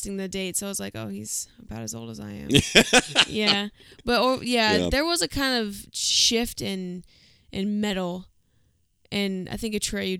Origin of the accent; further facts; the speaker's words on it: Virginia, United States; I'm from Virginia